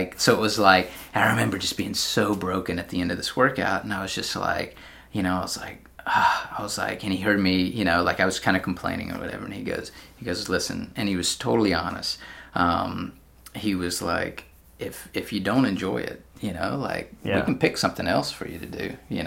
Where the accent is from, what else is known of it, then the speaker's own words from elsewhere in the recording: Georgia, United States; moved away as an adult; now in San Francisco, United States; I'm from Georgia